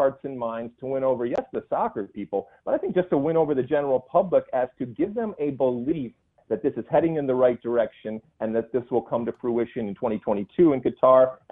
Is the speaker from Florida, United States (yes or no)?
no; Michigan, United States; moved away as an adult; I grew up in Michigan